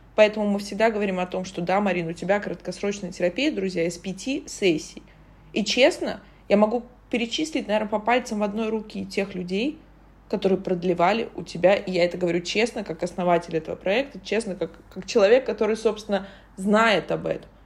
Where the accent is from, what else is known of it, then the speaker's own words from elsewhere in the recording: Saint Petersburg, Russia; я родилась в Петербурге